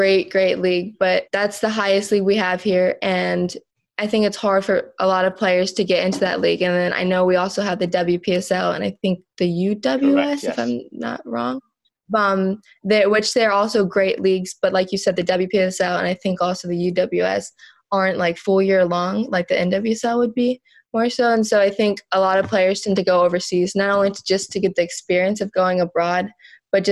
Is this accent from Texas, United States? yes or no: no; Jupiter, Florida, United States; I'm from Jupiter, Florida